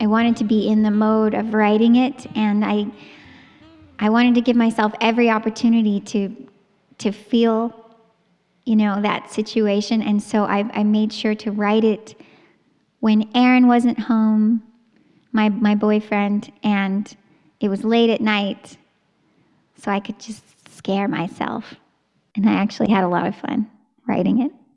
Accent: Texas, United States; moved away; I'm from Texas

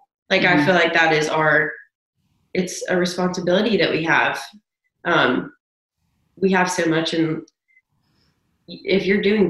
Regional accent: Williamson County, Tennessee, United States; growing up in Williamson County, where everyone is so affluent

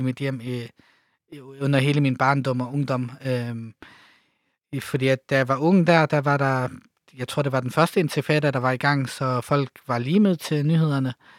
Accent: Denmark; also born or lived in Lebanon / Jerusalem / Ramallah; jeg er født i Libanon, bor i Danmark, øh, øh er vokset op i Danmark

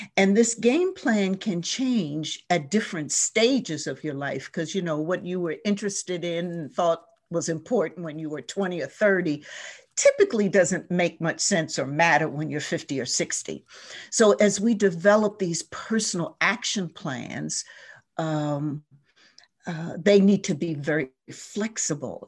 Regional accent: New Jersey, United States; moved away as an adult; also born or lived in Baltimore / Philadelphia; now in Detroit, United States; I grew up on the East Coast in a small coastal ch-, town in New Jersey, right on the shore.

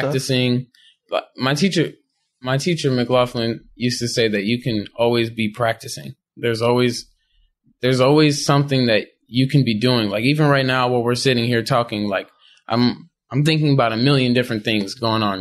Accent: Chicago, Illinois, United States; growing up in Chicago

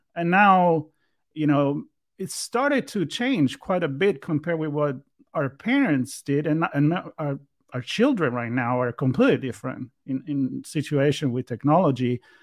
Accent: Italy; moved away; me being Italian and growing up there

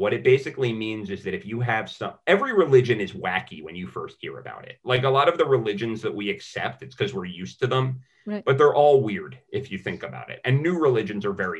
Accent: United States; we're American, especially as Americans

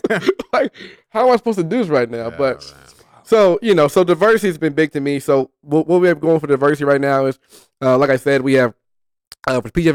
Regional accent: Oakland, California, United States; born and raised in Oakland, California

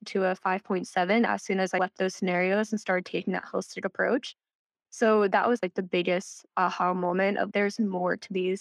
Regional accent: Central New Jersey, United States; I'm from New Jersey, born and raised here. Central New Jersey is a place, I promise

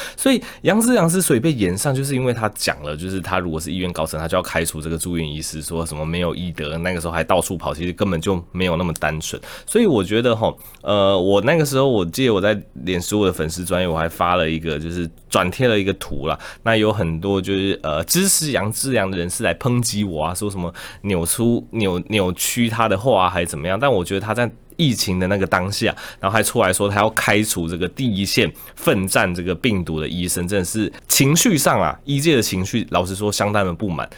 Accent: Taichung, Taiwan; moved away as an adult; also born or lived in Taipei; now in Yunlin, Taiwan; 我也不是天龙人啊，我是台中人

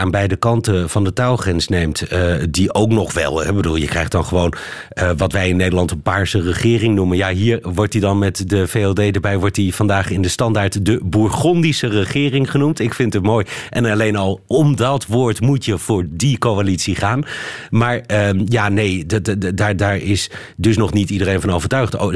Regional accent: Belgium; dubbel gefaald, moet ik bekennen. Oh. Als Belg.

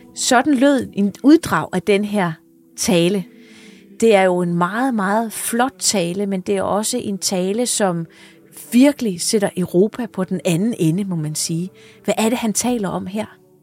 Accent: Funen, Southern Denmark, Denmark; nu er jeg jo født Fynbo

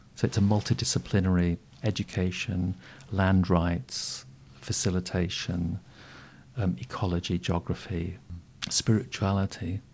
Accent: Yorkshire Dales, Yorkshire and the Humber, United Kingdom; moved away; also born or lived in South East Asia; I was brought up on a Yorkshire Dales hill farm

